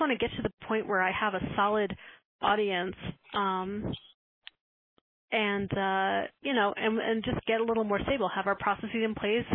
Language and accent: English; Tucson, Arizona, United States; when I was growing up in Tucson, Arizona